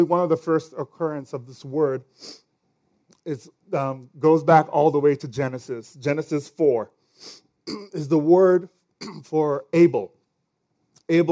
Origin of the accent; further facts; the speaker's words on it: Nigeria; accent: Nigerian; my Nigerian accent.